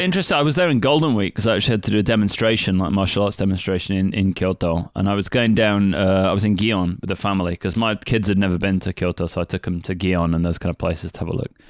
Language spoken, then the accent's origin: English; United Kingdom; moved away as an adult; now in Kagoshima, Japan; being British